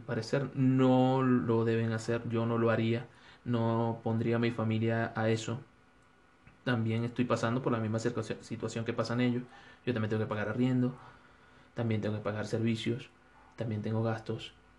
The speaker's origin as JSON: {"language": "Spanish", "country": "Venezuela", "moved": "as an adult", "lives_now": "Ecuador", "said": "soy un venezolano de Ecuador"}